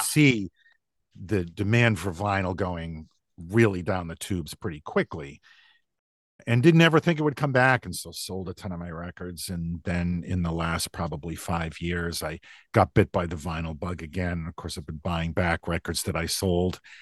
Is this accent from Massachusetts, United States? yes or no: yes; about an hour outside of Boston, Massachusetts, United States; also born or lived in New Hampshire; I was born in New Hampshire, but I grew up in Massachusetts, about an hour outside of Boston in what was at the time a pretty small rural town